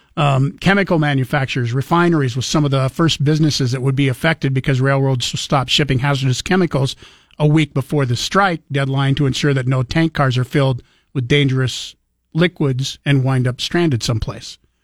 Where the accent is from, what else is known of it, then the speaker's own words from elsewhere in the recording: Moscow, Idaho, United States; also born or lived in Genesee, Idaho / Nezperce, Idaho; I was born in Moscow and raised around uh, Genesee, which is just outside of Moscow, uh, up until I was in fourth grade